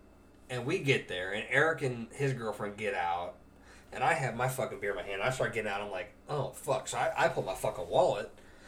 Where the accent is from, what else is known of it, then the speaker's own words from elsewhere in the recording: Missouri, United States; Where are you from? Like, Missouri.